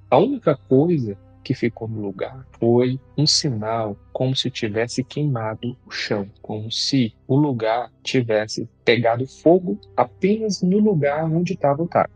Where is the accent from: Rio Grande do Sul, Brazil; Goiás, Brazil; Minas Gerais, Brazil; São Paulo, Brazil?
Goiás, Brazil; Eu sou aqui do estado de Goiás